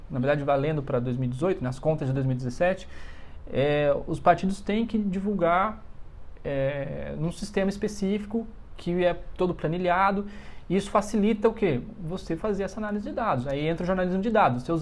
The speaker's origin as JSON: {"language": "Portuguese", "region": "São Paulo", "country": "Brazil", "lives_now": "Brasília, Brazil", "said": "Acho que dificilmente voltarei para São Paulo, até porque eu não sou de São Paulo capital."}